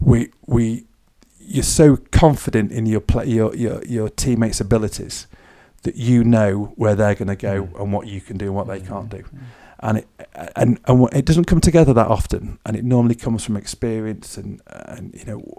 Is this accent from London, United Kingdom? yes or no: no; Knutsford, North West England, United Kingdom; moved away as an adult; also born or lived in Manchester / Wales / Isle of Man; now in Onchan, Isle of Man; my hometown, Knutsford in Cheshire